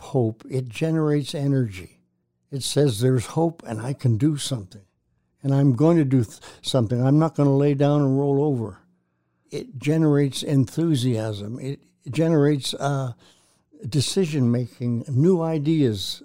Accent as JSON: {"language": "English", "country": "Canada", "tie": "born or raised there", "said": "I'm a kid from Canada, raised in a town of one hundred twenty-five people."}